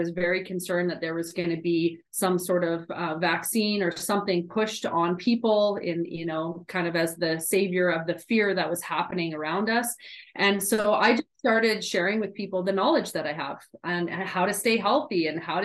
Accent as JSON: {"language": "English", "town": "Edmonton", "region": "Alberta", "country": "Canada", "tie": "born or raised there", "also_born_or_lived": "California", "moved": "as an adult", "said": "I am back in my hometown and I'm married to my college sweetheart"}